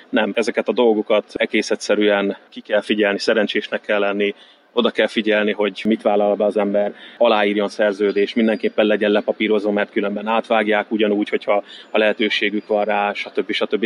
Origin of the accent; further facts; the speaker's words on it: Hungary; moved away as an adult; now in Malta; nem tervezem azt, hogy visszajövök Magyarországra